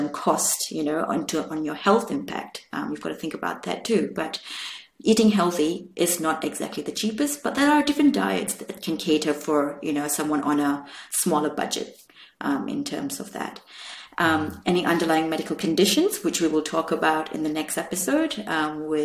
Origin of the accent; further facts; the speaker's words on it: India; me being Indian